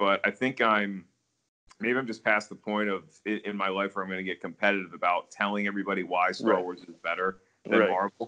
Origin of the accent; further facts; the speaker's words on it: Williamsburg, Virginia, United States; I grew up in Colonial Williamsburg